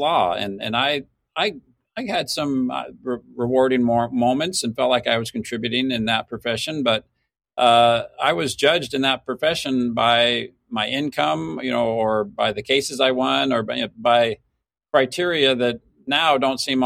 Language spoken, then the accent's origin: English; Mesa, Arizona, United States; Mesa, Arizona is my hometown. I was born and raised here